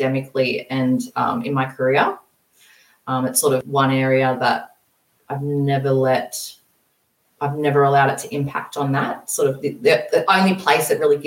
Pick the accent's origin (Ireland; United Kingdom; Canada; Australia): Australia; moved away as an adult; also born or lived in Brisbane; I ended up moving to Brisbane, which is about 10 hours away from my hometown